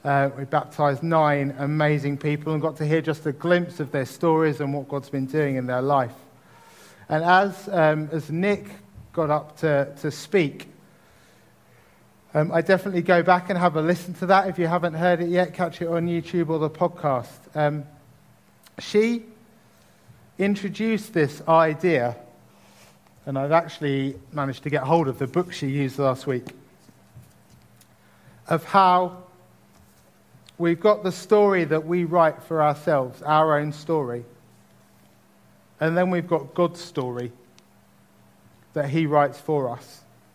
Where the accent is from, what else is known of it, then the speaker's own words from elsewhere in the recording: Tunbridge Wells, South East England, United Kingdom; the household I grew up in Tunbridge